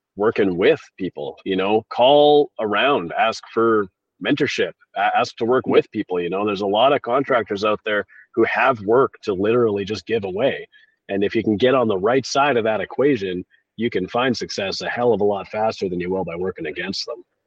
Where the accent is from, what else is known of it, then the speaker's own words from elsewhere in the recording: Victoria, British Columbia, Canada; right here in my hometown of Victoria, British Columbia.